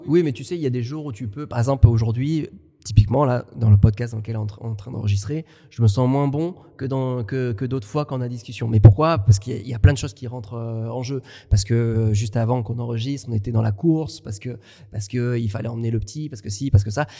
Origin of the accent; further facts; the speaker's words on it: France; accent: French; j'ai un accent euh, très français. Moi, j'ai du mal à perdre mon accent, que ce soit en espagnol